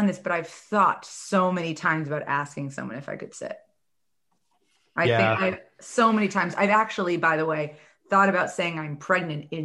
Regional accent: New York City, New York, United States; I'm from New York City. I spent like the last decade in New York City

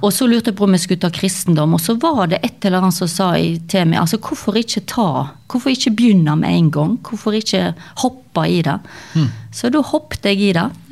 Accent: Stord, Vestland, Norway; accent: Stord dialect; så jeg er sånn halv hallingdøl og halv jølstring, oppvokst på Stord

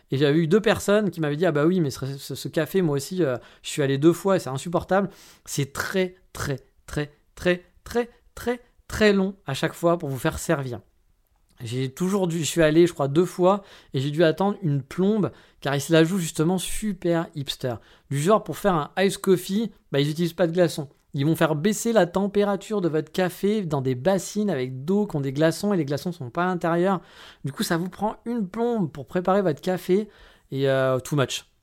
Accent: Kyoto, Japan; il m'avait dit ah bah tu viens d'où Je dis ah bah je viens de Kyoto.

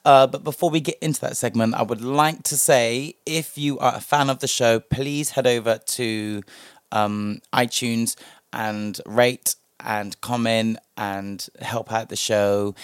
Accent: United Kingdom; us as the British public

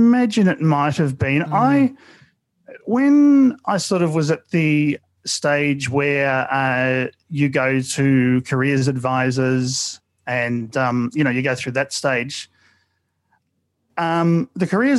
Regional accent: Mulgrave, Victoria, Australia; also born or lived in Frankston; I grew up in Mulgrave

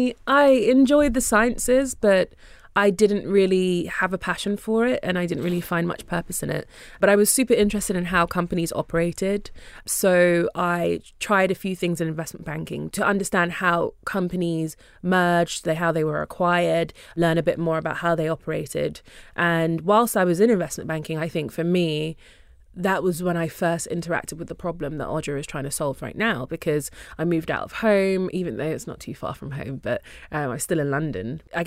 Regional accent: Nigeria; now in United Kingdom; And of course, African, I'm Nigerian, so it was very helpful to start with something that you know.

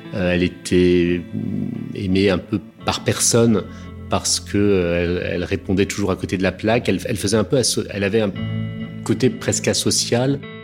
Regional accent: Paris, Île-de-France, France; also born or lived in French provinces (unspecified); j'ai d'abord été élevé dans une cité HLM en province. Et ensuite, à la suite de la séparation de mes parents, quand j'avais 7 ans, l'âge de raison, je me suis retrouvé dans l'hôtel particulier du 16e arrondissement de mes grands-parents maternels.

